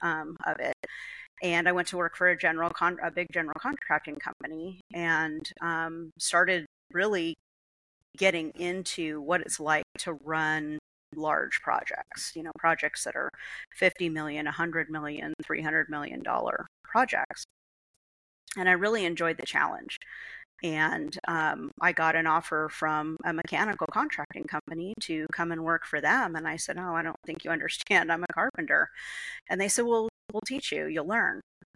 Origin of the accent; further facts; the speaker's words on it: San Diego, California, United States; now in Colorado, United States; I was born and raised here in San Diego